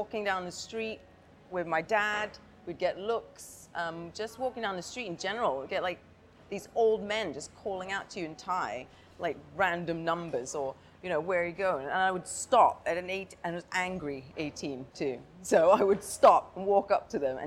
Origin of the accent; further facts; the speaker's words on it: Hong Kong; also born or lived in Bangkok, Thailand; now in Thailand; It was great growing up there